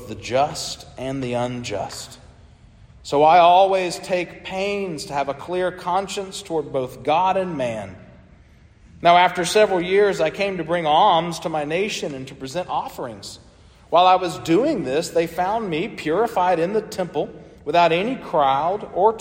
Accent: United States; as an American today living

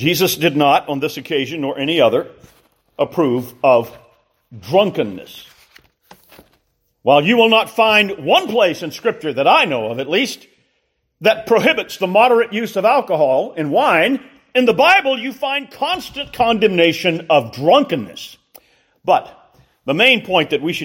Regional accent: Columbia, South Carolina, United States; growing up in Columbia, South Carolina, in the mid-60s and into the early 70s

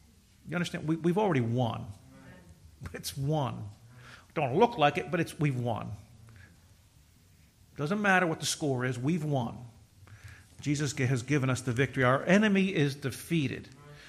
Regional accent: Kearney, United States; I'm from Kearney and graduated 82, worked for a plumbing company.

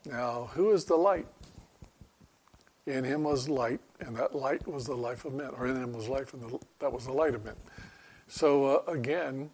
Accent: Florida, United States; moved away; we're living down in Florida, growing up in Florida

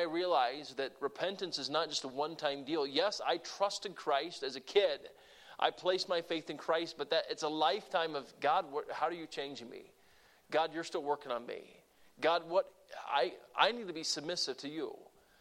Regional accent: Deep South, United States; moved away; I grew up in the Deep South

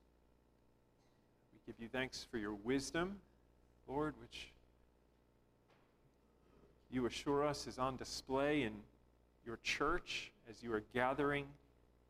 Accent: United States; my nature as an American

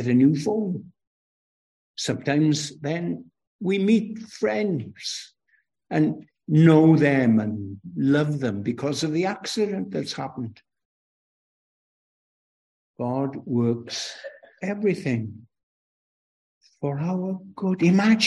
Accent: Aberystwyth, Wales, United Kingdom; from my accent where I come from, of course, I come from Wales.

